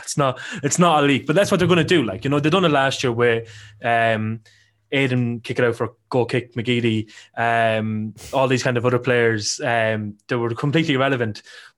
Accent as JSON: {"language": "English", "country": "Ireland", "said": "you know I'm Irish"}